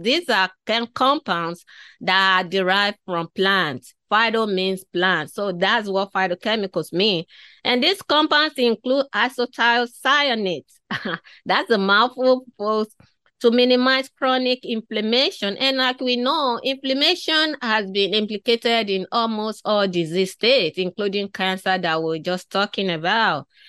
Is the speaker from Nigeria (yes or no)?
yes; Nigeria; moved away; growing up in Africa, I was born in West Africa, in Nigeria. So growing up in that part of the world